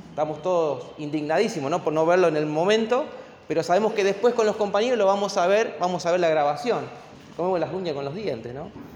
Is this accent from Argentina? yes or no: yes; Argentina; como argentinos